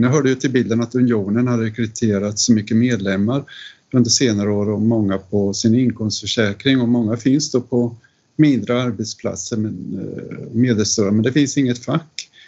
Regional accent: Linköping, Östergötland, Sweden; i staden jag växte upp i, Linköping

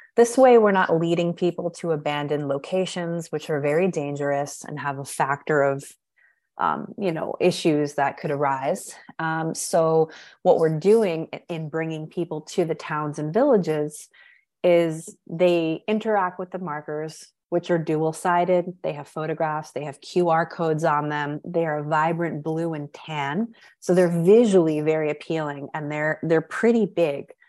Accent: Catskills, New York, United States; growing up in the Catskills

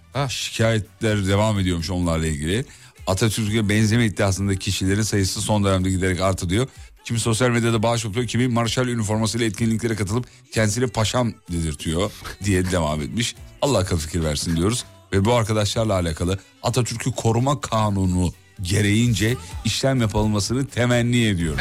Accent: Derince, Kocaeli, Turkey; Benim doğup büyüdüğüm yer.

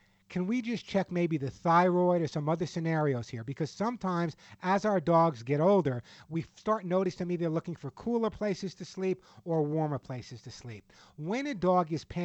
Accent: Long Island, New York, United States; when I was a kid growing up on Long Island

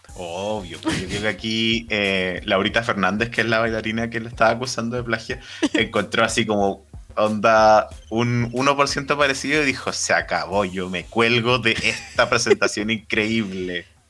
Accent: Puente Alto, Santiago Metropolitan Region, Chile; yo soy de Puente Alto, entonces mucho de mi, de mi juventud

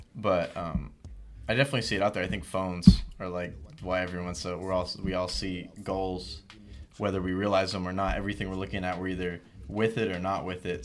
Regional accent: Milpitas, California, United States; also born or lived in San Francisco; I'm from San Jose, or Milpitas, actually, to be more specific, but San Jose for people who don't know the area

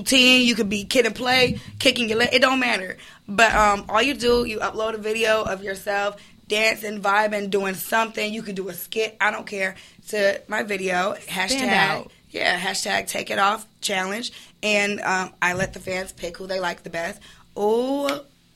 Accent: Chicago, Illinois, United States; I'm from Chicago

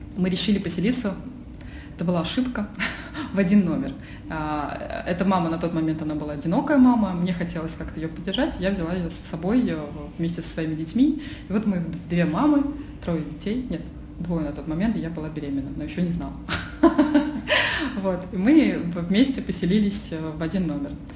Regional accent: Oryol, Oryol Oblast, Russia; moved away as an adult; now in Moscow, Russia; Потом я переехала в Москву, а я из Орла

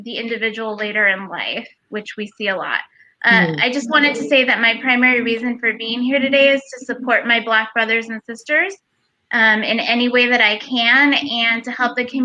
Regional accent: Los Angeles, California, United States; moved away as an adult; now in Sacramento, United States; I am a Mexican-American woman born and raised in Los Angeles

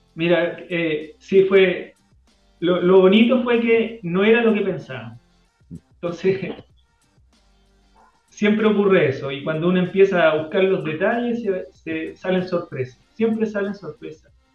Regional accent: Chile; also born or lived in Switzerland; como chilenos

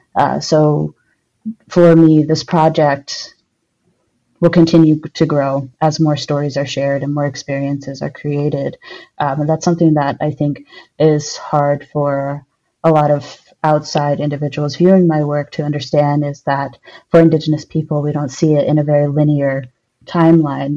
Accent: Albuquerque, New Mexico, United States; now in Madison, United States; I'm originally from Albuquerque, New Mexico, but I currently live in Madison, Wisconsin.

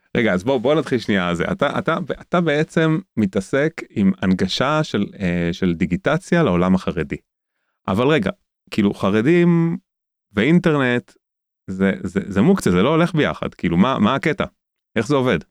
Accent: Tel Aviv, Tel Aviv District, Israel; now in Jerusalem, Israel; גדלתי כחילוני גמור בתל אביב

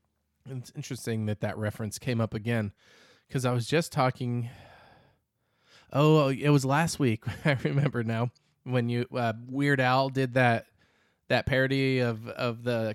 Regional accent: Arizona, United States; Because we're from Arizona, so.

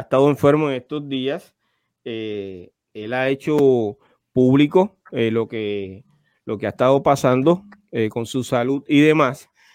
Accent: Carolina, Puerto Rico; los dos somos de Carolina

